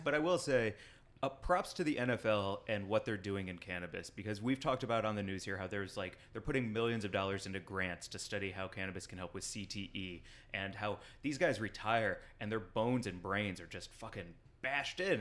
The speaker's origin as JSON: {"language": "English", "town": "St. Louis", "region": "Missouri", "country": "United States", "tie": "born or raised there", "said": "my hometown"}